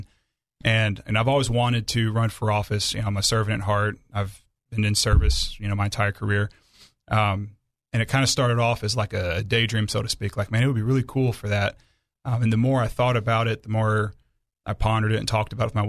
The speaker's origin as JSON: {"language": "English", "town": "Aurora", "region": "Illinois", "country": "United States", "tie": "born or raised there", "also_born_or_lived": "Benton, Arkansas", "moved": "yes", "lives_now": "Arkansas, United States", "said": "I grew up in Illinois, which isn't exactly known for its conservatism"}